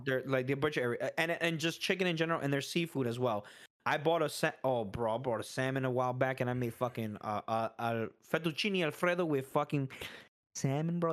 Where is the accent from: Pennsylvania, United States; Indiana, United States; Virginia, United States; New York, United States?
New York, United States; New York City; I was born in the Bronx